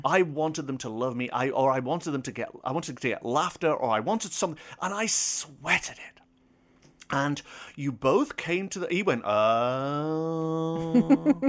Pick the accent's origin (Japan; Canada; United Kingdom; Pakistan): United Kingdom; I'm British, I'm foreign